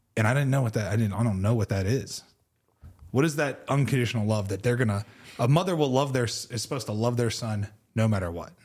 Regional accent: Pittsburgh, Pennsylvania, United States; I grew up in Pittsburgh.

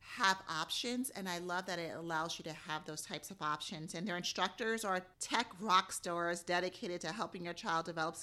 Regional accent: New York, United States; growing up in New York, I mean, that too, it's just interesting because it has a diversity of people in New York.

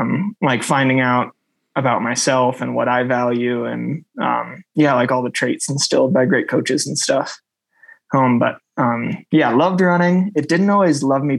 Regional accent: Rockford, Illinois, United States; now in Crested Butte, United States; I grew up in Rockford

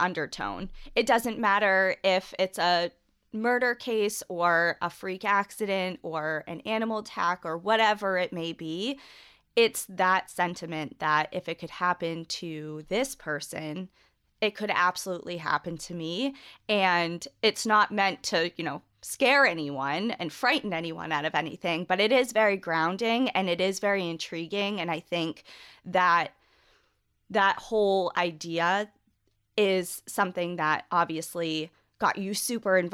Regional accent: New England, United States; we're both from New England

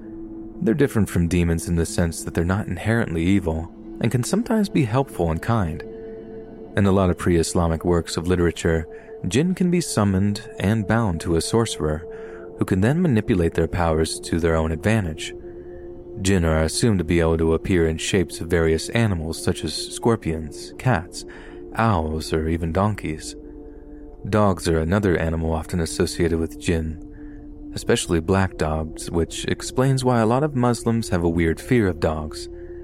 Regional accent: Yorkshire and the Humber, United Kingdom; born there; I was born in Yorkshire, here in the UK, but my parents are from Libya in North Africa.

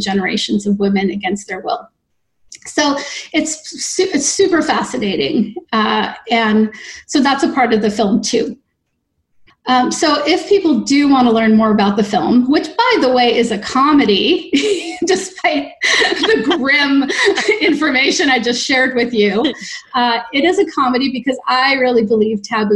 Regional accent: Canada; now in New York City, United States; I am a Canadian

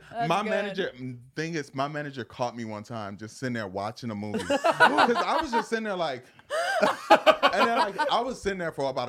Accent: Zion, Illinois, United States; I'm actually like 40 minutes out from Chicago, which is like Zion.

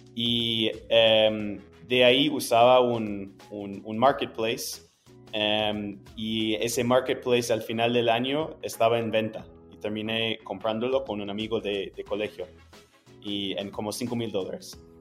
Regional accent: Wisconsin, United States; Spanish is a second language; moved away as an adult; now in Chile; yo soy de Wisconsin, que es un estado como no tan

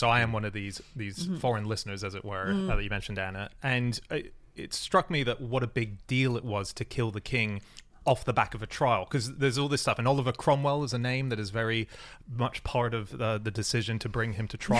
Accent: United Kingdom; No, I'm British.

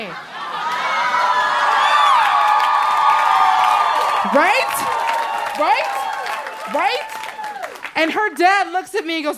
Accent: Seattle, Washington, United States; now in Los Angeles, United States; I'm from Seattle, Washington

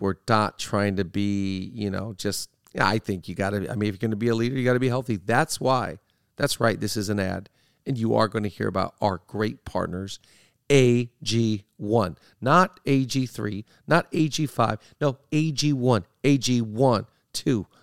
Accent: Seattle, Washington, United States; now in Los Angeles, United States; I grew up in Seattle, live in L A now

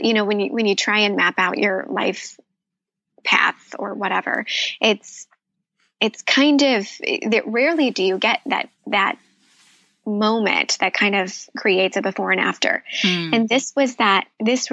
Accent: Midwest, United States; I grew up in the Midwest.

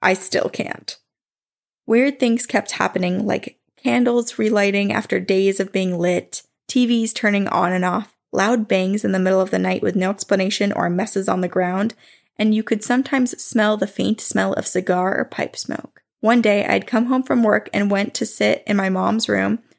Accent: New Jersey, United States; born or raised there

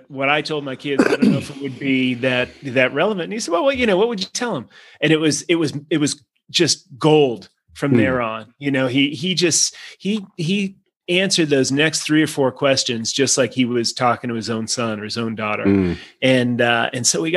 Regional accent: Boston, Massachusetts, United States; an Irish Catholic kid who stayed in Boston in the same neighborhood where he was baptized and went to school

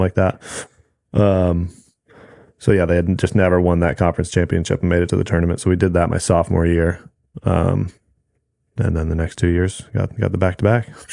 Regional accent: Newport Beach, California, United States; I grew up in Newport Beach

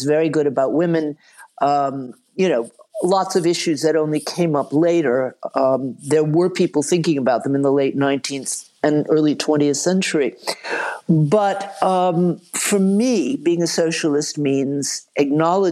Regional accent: the American South, United States; I grew up in the American South

